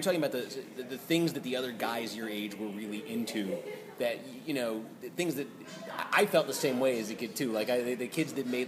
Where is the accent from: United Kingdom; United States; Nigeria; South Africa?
United States; Massachusetts; Yeah, the big thing for us was like when we turned 13, we were allowed to go into Boston.